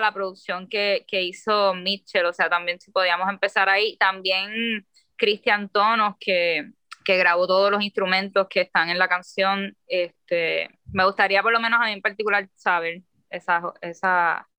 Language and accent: Spanish; Puerto Rico; soy una escritora boricua